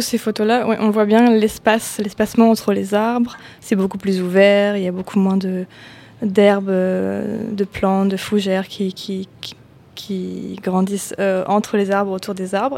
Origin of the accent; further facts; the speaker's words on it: France; en tant que Français